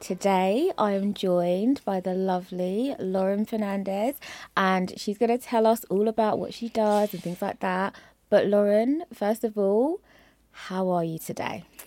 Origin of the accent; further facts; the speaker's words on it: London, United Kingdom; I'm from Peckham